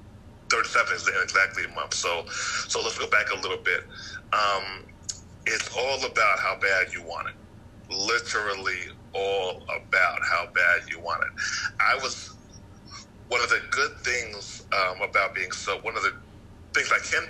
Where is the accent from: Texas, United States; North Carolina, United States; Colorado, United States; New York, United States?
New York, United States; Yonkers; now in Atlanta, United States; I'm from Atlanta now, but yeah, I'm from New York.